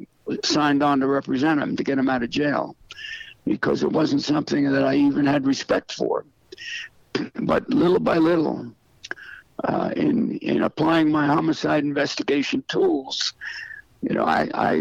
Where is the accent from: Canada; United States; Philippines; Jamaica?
United States; New York City, New York; moved away; I was born in Staten Island, lived in Staten Island with my Italian family